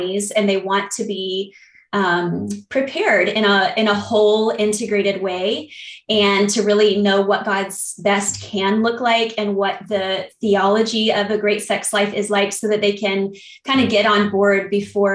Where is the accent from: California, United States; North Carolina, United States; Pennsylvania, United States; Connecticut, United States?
North Carolina, United States; I'm from North Carolina